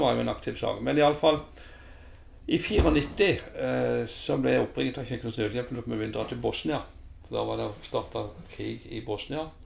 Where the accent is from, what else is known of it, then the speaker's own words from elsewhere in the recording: Lillesand, Agder, Norway; født og oppvokst i Lillesand. Har jo eh, familien her.